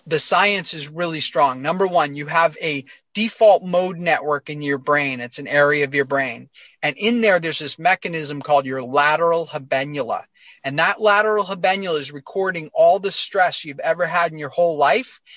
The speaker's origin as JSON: {"language": "English", "area": "near Boston", "region": "Massachusetts", "country": "United States", "tie": "born or raised there", "said": "I grew up uh, near Boston, outside of Boston, Massachusetts, in a suburb."}